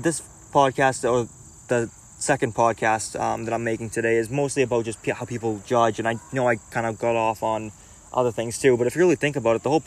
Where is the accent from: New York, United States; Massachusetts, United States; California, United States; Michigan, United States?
Massachusetts, United States; Boston; I was from Boston and I moved to a suburb